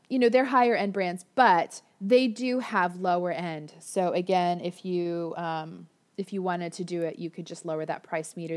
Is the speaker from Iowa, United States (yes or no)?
no; Florida, United States; now in Orange County, California, United States; I grew up in Florida